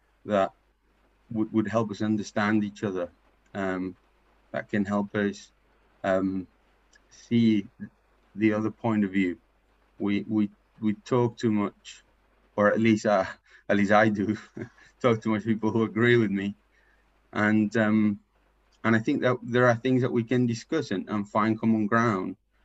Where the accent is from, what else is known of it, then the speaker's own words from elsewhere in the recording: Paraguay; English is a second language; moved away as an adult; now in England, United Kingdom; I'm from Paraguay. I've been in England for 15 years.